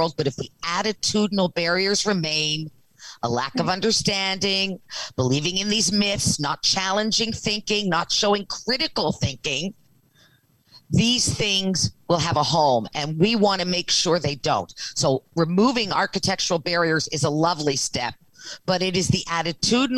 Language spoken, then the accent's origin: English; the Maritimes, Canada; I'm from the Maritimes